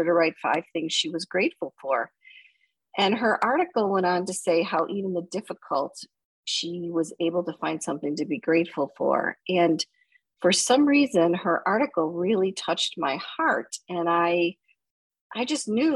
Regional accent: Buffalo, New York, United States; I grew up in Buffalo, New York, and I was the oldest of four children

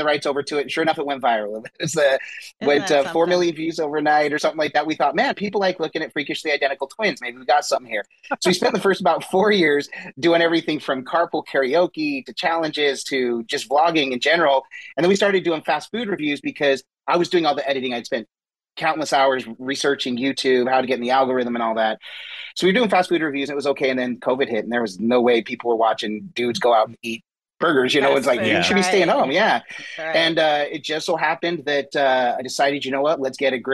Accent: Utah, United States; We grew up actually in Utah

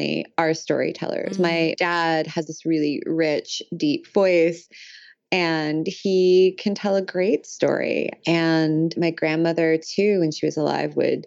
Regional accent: Illinois, United States; moved away as an adult; also born or lived in Moscow / Prague / Boston / London; I grew up in Illinois. We never moved. We always stayed in the same town

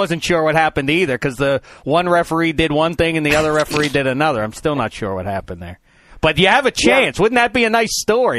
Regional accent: Pittsburgh, Pennsylvania, United States; my hometown team, Pittsburgh Steelers.

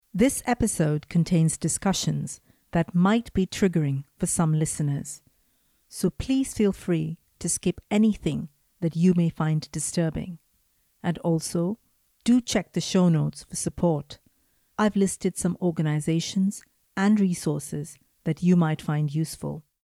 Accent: India; some of my memories of growing up in India, some of them are quite idyllic

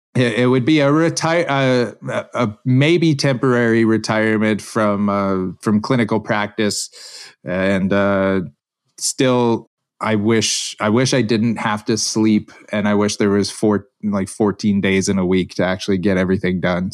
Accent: Alberta, Canada; I grew up here in Alberta, Canada

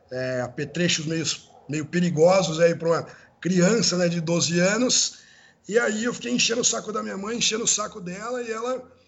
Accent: Americana, São Paulo, Brazil; eu sou do interior, né? Sou de Americana, aí de, do interior de São Paulo.

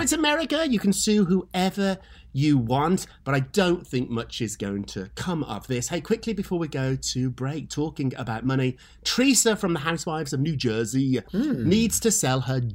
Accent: United Kingdom; as a Brit

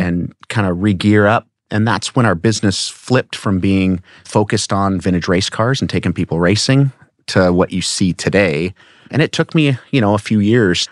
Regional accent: Newport Beach, California, United States; when I was born in seventy-four, um, I mean, I came home from Hogue Hospital in Newport Beach

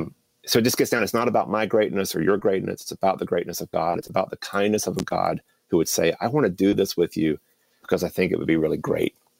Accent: Fuquay-Varina, North Carolina, United States; I grew up outside of Raleigh, small little town called Fuqua Arena

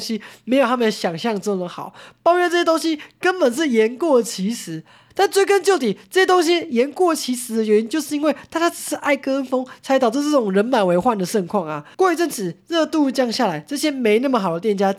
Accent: Hualien County, Taiwan; 花莲人深有同感

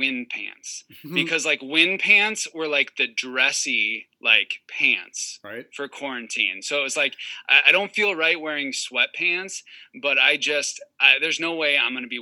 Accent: Wisconsin, United States; I'm from Wisconsin. And so like hoodie season for us is like, you know, a solid 8 months out of the year.

